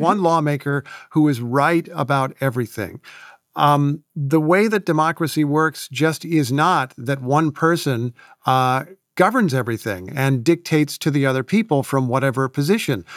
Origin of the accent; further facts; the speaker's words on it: Indiana, United States; moved away; I grew up in Indiana